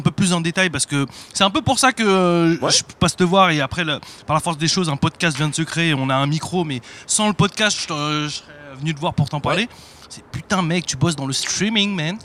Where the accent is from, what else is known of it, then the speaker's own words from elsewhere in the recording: Paris, Île-de-France, France; je suis un parisien